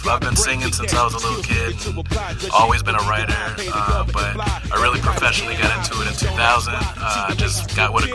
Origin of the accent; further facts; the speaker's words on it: Chicago, Illinois, United States; moved away as an adult; also born or lived in New York; I'm from Chicago.